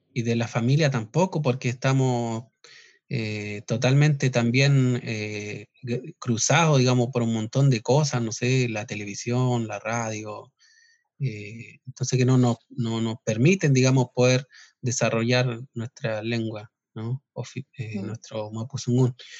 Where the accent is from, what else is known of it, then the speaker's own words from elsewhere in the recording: southern Chile, Chile; originariamente nosotros somos de acá del sur. Eh, nuestro territorio ancestral eh, abarcaba desde Santiago al sur hasta Chiloé